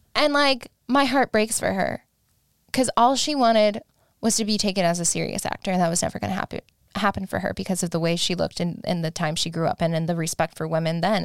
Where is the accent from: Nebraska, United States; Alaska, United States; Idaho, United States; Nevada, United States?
Alaska, United States; now in Los Angeles, United States; I had a friend that I grew up with in Alaska